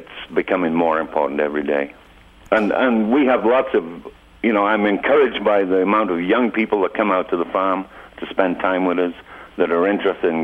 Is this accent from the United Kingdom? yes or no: yes; the north of England, United Kingdom; moved away as an adult; also born or lived in Bridger Mountains, Montana; now in Montana, United States; I'm from Northern England